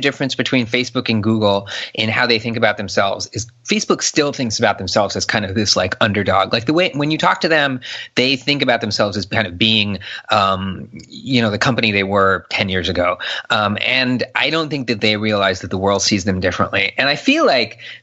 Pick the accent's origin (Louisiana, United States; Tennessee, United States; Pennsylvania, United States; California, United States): California, United States; Southern; moved away as an adult; now in Bay Area, United States; I grew up in Southern California